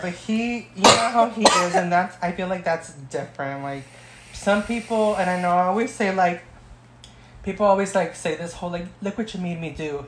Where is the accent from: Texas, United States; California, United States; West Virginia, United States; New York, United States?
California, United States; Oxnard; like most ghetto Oxnard girls